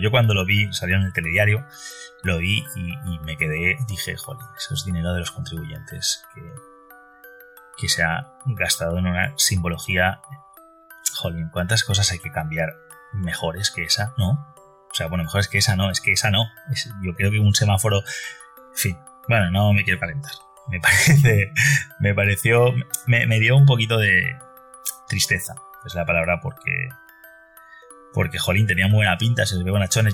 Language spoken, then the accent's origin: Spanish; Valencia, Valencian Community, Spain; Yo soy de Valencia, eh, España, Valencia capital.